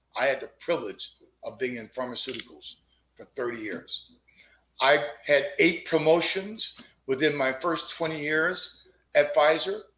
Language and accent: English; Fort Pierce, Florida, United States; It all started in a little old neighborhood in the projects of a southeast town called Fort Pierce, Florida